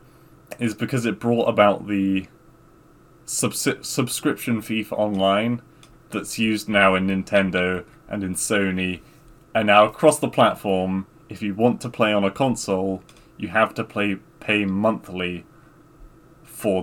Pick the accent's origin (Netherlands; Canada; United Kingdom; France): United Kingdom; England; we just say in England